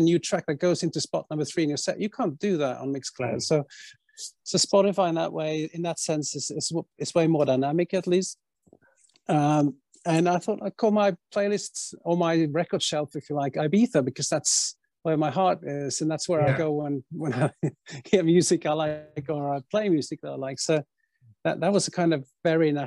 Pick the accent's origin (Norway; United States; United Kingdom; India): Norway; Bergen, Vestland; Bergen, where I grew up